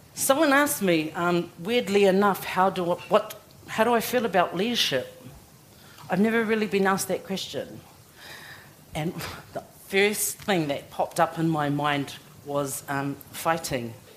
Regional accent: Auckland, New Zealand; also born or lived in Tokoroa, New Zealand / Samoa (ancestral villages); I was born in Tokoroa, and I've lived and been brought up in West Auckland, and I'm still there now.

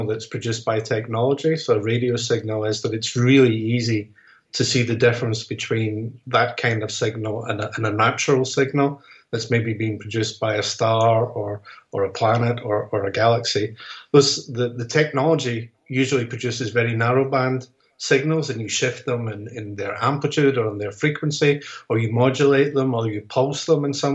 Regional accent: Scotland, United Kingdom; as a Scotsman

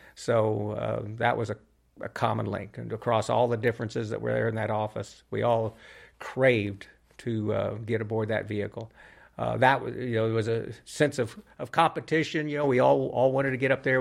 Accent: Albuquerque, New Mexico, United States; my hometown, um, here in Albuquerque where I grew up

